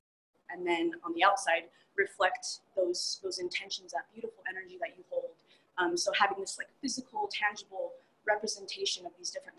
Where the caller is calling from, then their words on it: Manitou Springs, Colorado, United States; So I'm here in Manitou Springs, Colorado, and my business is Reiki Womb.